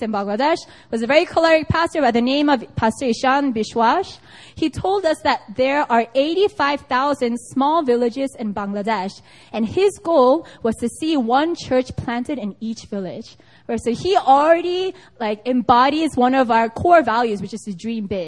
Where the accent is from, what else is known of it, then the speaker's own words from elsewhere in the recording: United States; now in South Korea; I am from America